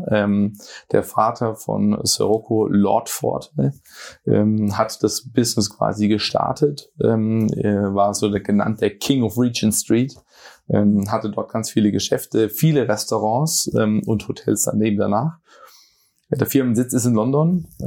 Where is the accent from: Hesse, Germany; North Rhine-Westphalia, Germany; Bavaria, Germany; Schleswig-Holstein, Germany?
Hesse, Germany; Viernheim; Nein, ich komme ursprünglich aus Firnheim, das ist bei Mannheim, Heidelberg äh, südlichste Stadt Hessens